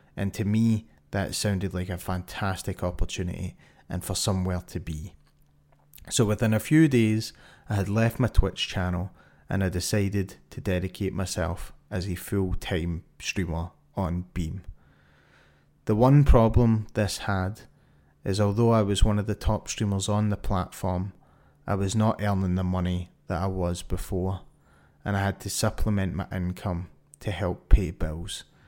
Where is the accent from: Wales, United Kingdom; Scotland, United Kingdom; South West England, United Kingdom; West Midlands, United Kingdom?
Scotland, United Kingdom; Glasgow; my hometown of Glasgow